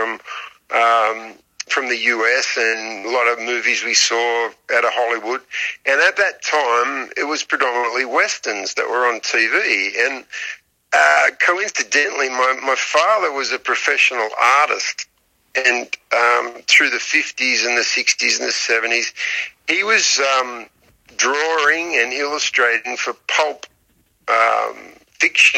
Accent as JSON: {"language": "English", "country": "Australia", "also_born_or_lived": "Sydney, Australia", "accent": "Australian", "said": "As people can tell by my accent, I'm Australian, and I'm currently sitting here in Sydney, Australia."}